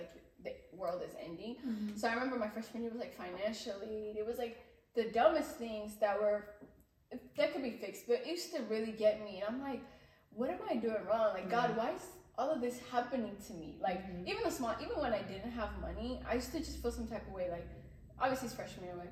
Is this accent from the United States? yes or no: no; Ethiopia; moved away; when I was growing up in Ethiopia, I've always wanted to be Mezemran at church